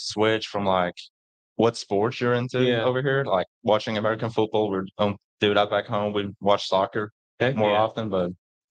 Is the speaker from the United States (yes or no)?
no; Sweden; English is a second language; It's actually bigger than you think. It's the second or third biggest sport over there.